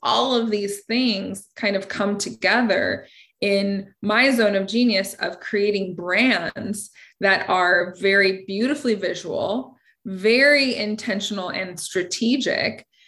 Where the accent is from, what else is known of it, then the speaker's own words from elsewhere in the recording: United States; growing up in Washington